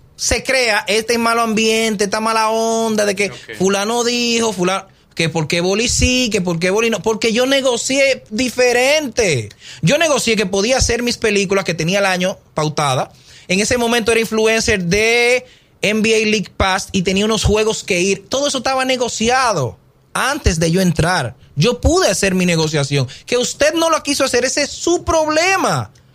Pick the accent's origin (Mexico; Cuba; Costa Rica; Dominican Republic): Dominican Republic; moved away